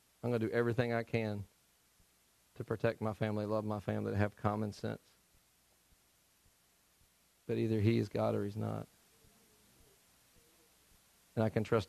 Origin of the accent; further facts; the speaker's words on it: Tennessee, United States; moved away; I'm from Tennessee